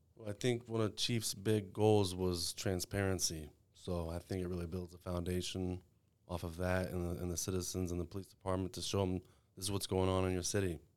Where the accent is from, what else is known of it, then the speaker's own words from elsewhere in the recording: Waco, Texas, United States; also born or lived in El Paso; I was born here in Waco